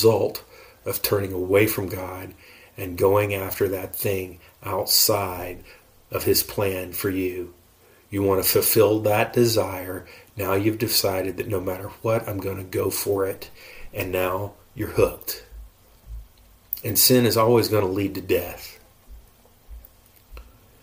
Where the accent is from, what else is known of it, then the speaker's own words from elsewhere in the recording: United States; I'm an American